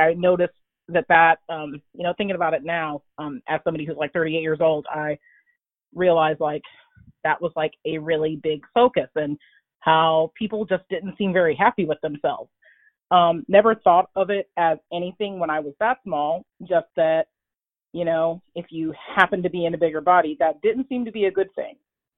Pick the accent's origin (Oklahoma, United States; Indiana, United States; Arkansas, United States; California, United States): Oklahoma, United States; I'm a military brat, so I kind of, most of the time, I grew up in Southwest Oklahoma and kind of like lived everywhere, but I mainly grew up here in Southwest Oklahoma where I'm living now.